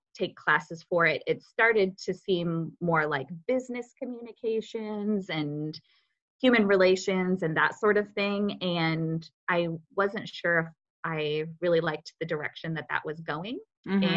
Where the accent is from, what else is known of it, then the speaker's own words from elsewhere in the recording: Wisconsin, United States; moved away as an adult; now in Indianapolis, United States; I'm from Wisconsin originally, moved to Indiana for a boy